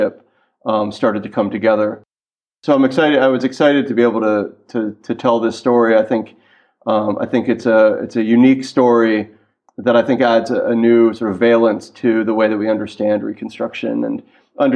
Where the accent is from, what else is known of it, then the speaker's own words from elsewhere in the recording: Washington, District of Columbia, United States; moved away as an adult; also born or lived in Lilongwe, Malawi; now in Kinshasa, Democratic Republic of the Congo; I'm from Washington, D.C. originally